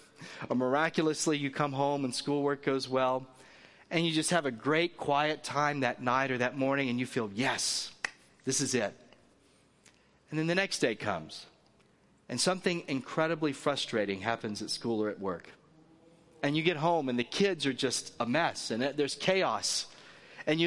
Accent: the South, United States; I told you I come from the South.

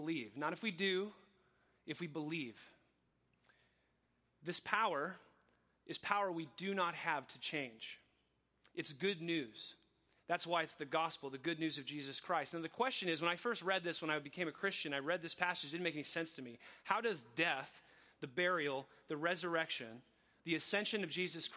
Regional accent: Coachella Valley, California, United States; also born or lived in Riverside, California; I was adopted when I was two by Mike and Sandy Sprankle. I was the youngest of three kids, and I grew up in the Coachella Valley

